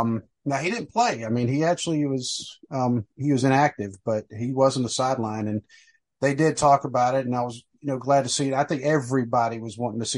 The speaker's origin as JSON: {"language": "English", "country": "United States", "said": "are they coming after us because we're American?"}